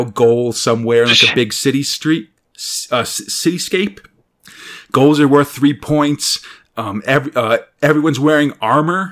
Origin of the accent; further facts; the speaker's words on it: United States; as an American